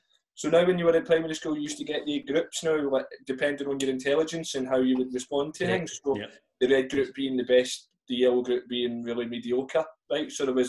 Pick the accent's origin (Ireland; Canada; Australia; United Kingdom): United Kingdom; Glasgow, Scotland; And then I'm lucky enough to say that growing up in Partick, massive family, huge family, everybody's my cousin in Partick.